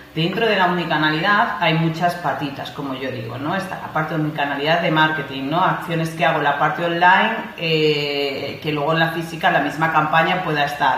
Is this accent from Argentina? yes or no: no; Madrid, Community of Madrid, Spain; moved away as an adult; Madrid. Soy madrileña, soy madrileña.